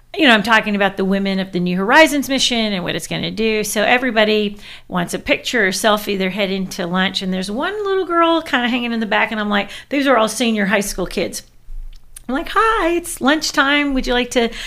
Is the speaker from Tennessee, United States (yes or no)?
yes; Tennessee, United States; I'm from Tennessee.